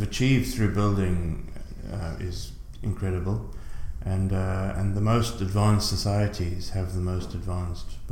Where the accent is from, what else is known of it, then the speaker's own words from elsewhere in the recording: South Africa; moved away as an adult; now in Ireland; I'm originally from South Africa. I moved to Ireland in 2000.